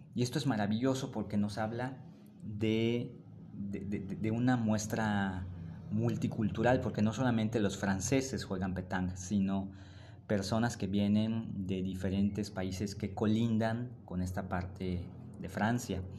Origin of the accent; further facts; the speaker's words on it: Mérida, Yucatán, Mexico; de donde yo vengo está en esta parte del sureste de México, en un lugar que se llama Yucatán y en una pequeña ciudad que se llama Mérida